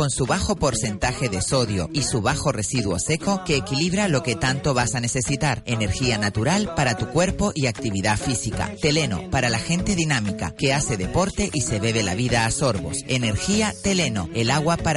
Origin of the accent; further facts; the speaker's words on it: Canary Islands, Spain; los canarios somos muy solidarios y somos muy arropamos mucho a la gente y eso enamora mucho